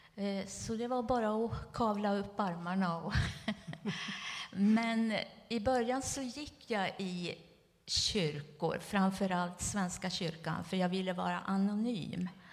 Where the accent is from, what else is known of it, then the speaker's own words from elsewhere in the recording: Västernorrland County, Sweden; moved away as an adult; also born or lived in Stockholm, Sweden; now in Upplands Väsby, Sweden; jag är född och uppvuxen på landsbygden i Ångermanland